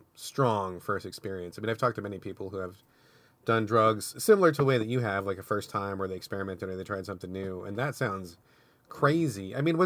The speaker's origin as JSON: {"language": "English", "region": "Washington", "country": "United States", "tie": "born or raised there", "said": "when I was growing up, I grew up outside of Seattle, not in Seattle, but outside, in a somewhat rural area of Washington."}